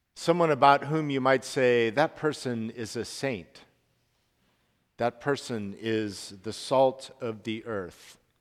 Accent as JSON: {"language": "English", "town": "Salt Lake City", "region": "Utah", "country": "United States", "tie": "born or raised there", "said": "I grew up in Salt Lake City, Utah"}